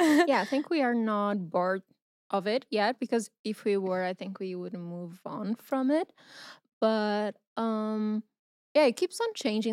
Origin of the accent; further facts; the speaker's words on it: Porto, Norte, Portugal; I'm from Portugal, I'm from Porto